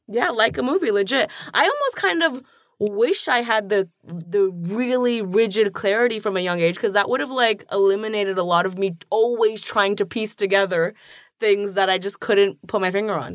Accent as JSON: {"language": "English", "town": "Toronto", "region": "Ontario", "country": "Canada", "tie": "born or raised there", "said": "growing up in Toronto, you know, I didn't know a single queer person in high school"}